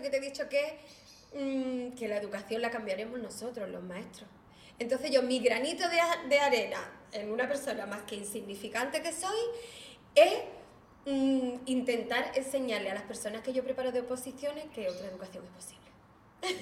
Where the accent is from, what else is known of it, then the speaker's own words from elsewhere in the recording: Algeciras, Andalusia, Spain; yo soy de Algeciras